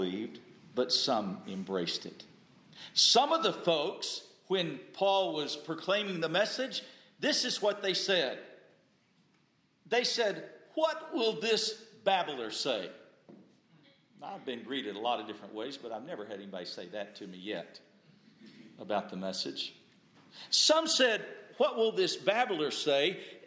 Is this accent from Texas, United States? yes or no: yes; Texas, United States; I grew up in Texas